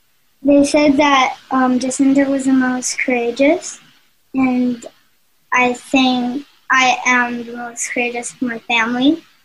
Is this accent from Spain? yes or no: yes; Spain; I am from Spain